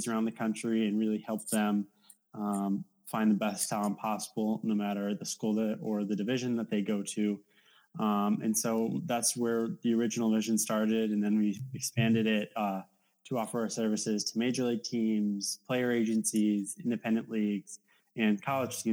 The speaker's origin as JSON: {"language": "English", "town": "Monroe", "region": "Connecticut", "country": "United States", "tie": "born or raised there", "said": "I'm from Monroe, Connecticut"}